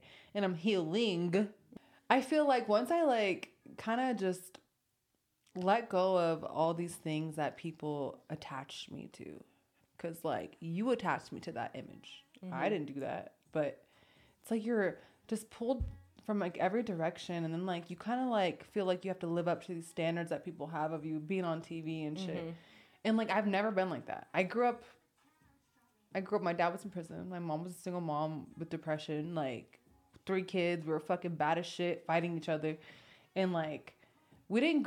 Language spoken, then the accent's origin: English; California, United States; accent: Valley Girl; moved away as an adult; also born or lived in Florida / New York; now in Las Vegas, United States; I was from California. I mean, I grew up there